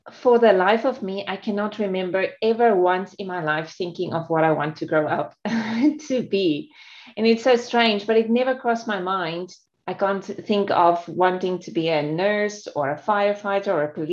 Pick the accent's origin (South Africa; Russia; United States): South Africa; moved away as an adult; also born or lived in Singapore; I'm actually South African. So I grew up in South Africa, and I was there until 30 years old when I moved to Singapore